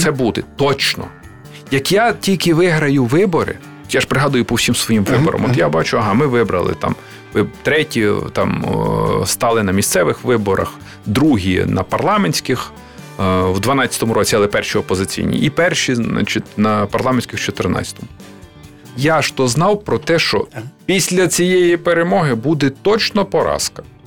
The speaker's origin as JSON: {"language": "Ukrainian", "area": "Bukovina, Western Ukraine", "region": "Chernivtsi Oblast", "country": "Ukraine", "tie": "born or raised there", "moved": "yes", "lives_now": "Kyiv, Ukraine", "said": "я приїхав як людина, яка народилася на Буковині на Західній Україні"}